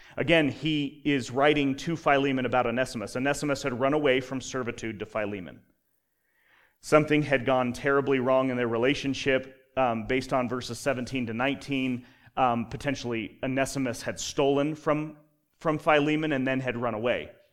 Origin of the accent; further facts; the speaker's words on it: Colorado, United States; now in Utah, United States; I grew up in Colorado where you're trained to hate Nebraska.